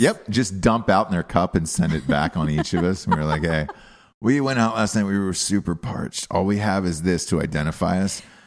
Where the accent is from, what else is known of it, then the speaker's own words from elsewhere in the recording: United States; also born or lived in New York; I was born in America. I identify as an American